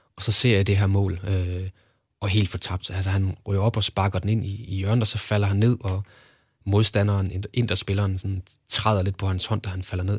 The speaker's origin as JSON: {"language": "Danish", "town": "Kolding", "region": "Southern Denmark", "country": "Denmark", "said": "jeg er fra Kolding af, så der havde vi jo tyske kanaler"}